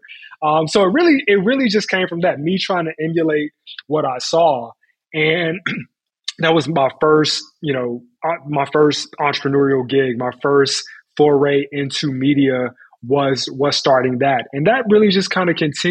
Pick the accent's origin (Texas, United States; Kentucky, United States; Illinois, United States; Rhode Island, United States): Illinois, United States; Chicago; I was born and raised in Chicago on the South Side